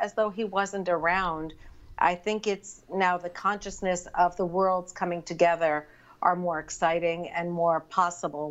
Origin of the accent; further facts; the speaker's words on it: New York, United States; I grew up in New York and I grew up going to the theater from the time I was very little.